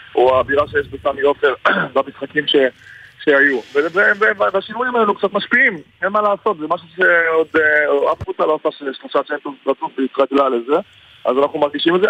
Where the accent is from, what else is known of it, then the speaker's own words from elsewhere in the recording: Haifa, Haifa District, Israel; אני גדלתי בחיפה, אני גדלתי ירוק, המשפחה שלי ירוקה, יש לי עוד... הורים ואחים בחיפה